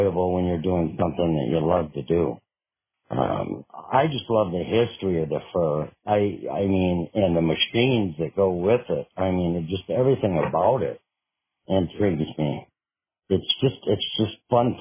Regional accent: Minnesota, United States; moved away as an adult; now in Kila, United States; I pretty much lived in Minnesota for about 30-some years

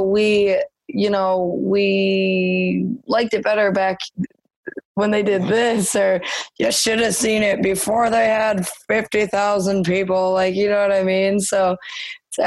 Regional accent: Michigan, United States; born or raised there

